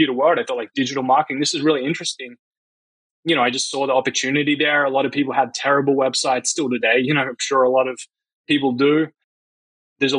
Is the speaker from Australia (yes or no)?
yes; Australia; moved away as an adult; now in United States; I grew up in Australia